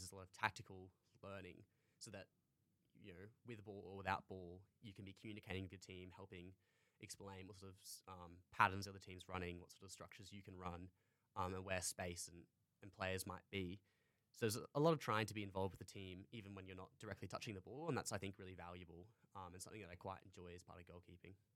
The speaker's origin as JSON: {"language": "English", "town": "Townsville", "region": "Queensland", "country": "Australia", "tie": "born or raised there", "moved": "as an adult", "lives_now": "Canberra, Australia", "said": "I originally came down here from Townsville, where I grew up in North Queensland."}